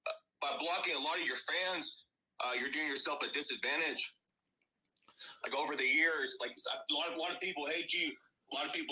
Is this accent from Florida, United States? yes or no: yes; Tampa, Florida, United States; also born or lived in St. Petersburg, Florida; And I was raised and born, and we were raised in Tampa, but I was living in St. Pete most of my life.